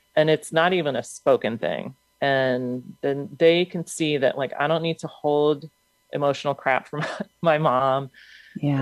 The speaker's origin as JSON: {"language": "English", "country": "United States", "tie": "born or raised there", "said": "a Ukrainian born in the States."}